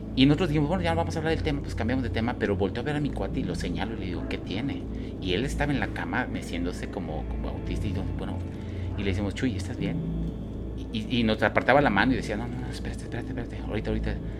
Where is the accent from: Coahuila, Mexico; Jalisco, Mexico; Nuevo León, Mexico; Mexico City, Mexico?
Jalisco, Mexico; Guadalajara; also born or lived in Cabo San Lucas; now in Mérida, Mexico; yo soy de Guadalajara, ahí viví muchos años de mi vida, ahorita vivo acá, Mérida